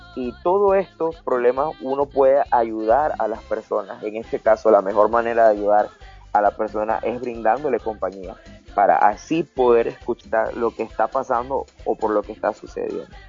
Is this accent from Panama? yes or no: yes; Panama; nosotros los panameños